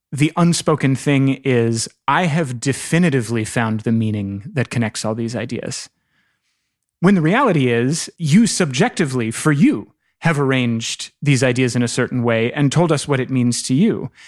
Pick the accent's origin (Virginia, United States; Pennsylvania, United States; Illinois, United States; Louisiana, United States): Virginia, United States; Northern; I'm from Northern Virginia